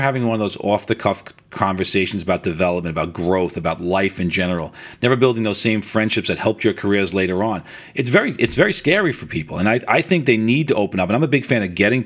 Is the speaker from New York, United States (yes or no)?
yes; New York City, New York, United States; accent: New York; now in Long Island, United States; I grew up in Rockaway Beach in New York, and I was probably a 5-iron from the ocean.